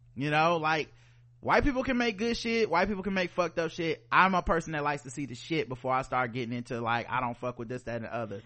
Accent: the South, United States; We are black people from the South.

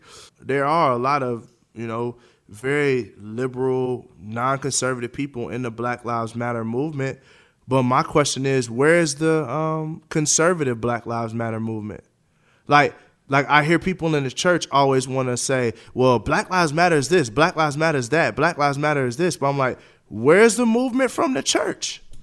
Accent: United States; As a taxpayer, as an American, I was born here. I don't know nothing else but America.

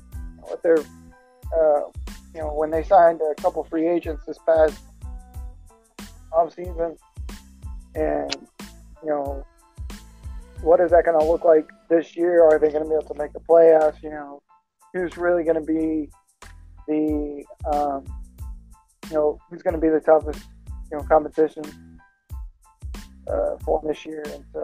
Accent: Texas, United States; I'm actually from Texas

